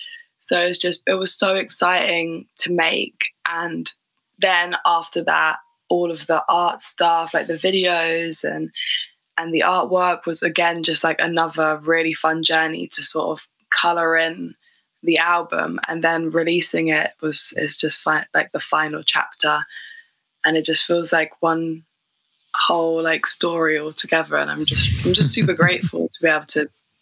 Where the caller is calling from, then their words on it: Abbots Langley, East of England, United Kingdom; I'm joining you from a little village called Abbots Langley that is in the suburbs of Watford, which is in the suburbs of London.